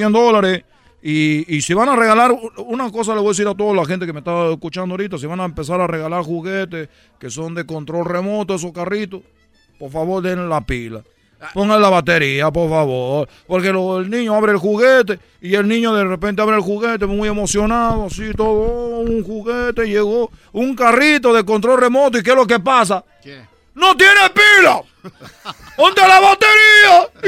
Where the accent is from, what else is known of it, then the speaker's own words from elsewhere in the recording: Cuba; Chicos, soy de Cuba. No comemos nada, te estoy diciendo.